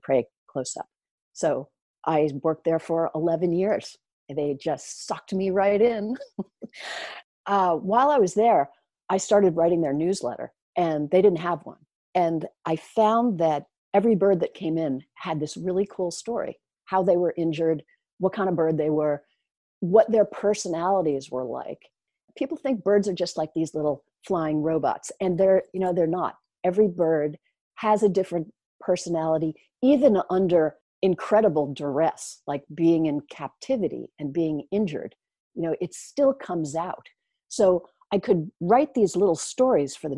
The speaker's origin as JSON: {"language": "English", "town": "Oyster Bay", "region": "New York", "country": "United States", "tie": "born or raised there", "said": "I grew up in Oyster Bay on Long Island, New York"}